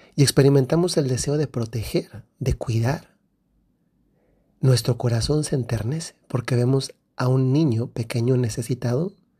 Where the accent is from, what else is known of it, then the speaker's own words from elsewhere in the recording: Guanajuato, Mexico; Yo soy del centro de México, de Guanajuato, y allá los regalos los traen los Reyes Magos.